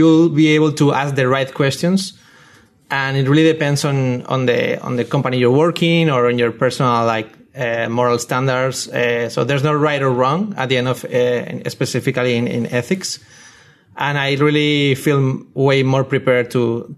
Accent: Spain; moved away; I'm from Spain

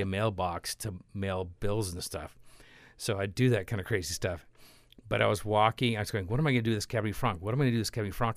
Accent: California, United States; I am from California

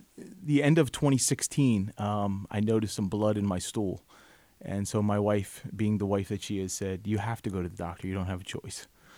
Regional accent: New Jersey, United States; also born or lived in Florida / Brooklyn, New York; Well, I grew up in this area. I grew up in South Jersey.

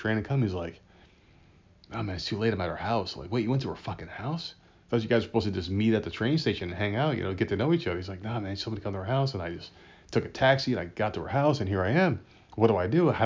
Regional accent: New Jersey, United States; I'm from New Jersey, from Jersey

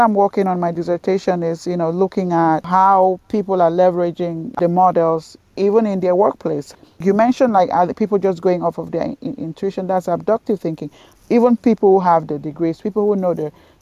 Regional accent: Cameroon; moved away as an adult; also born or lived in London / Scotland / Tallahassee, Florida; I was born in Cameroon in West Africa

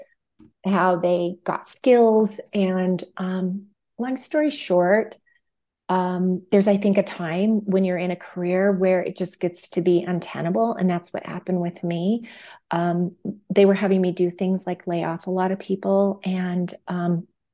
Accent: New Mexico, United States; moved away as an adult; now in Colorado, United States; I'm from New Mexico, and I was actually born just outside of the Navajo Reservation

